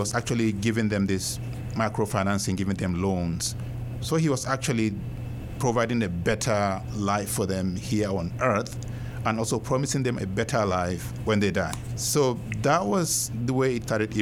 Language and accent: English; Nigeria; moved away; in my part of Nigeria where I was born, where I grew up, because Chibok is actually just a few hundred kilometers from my hometown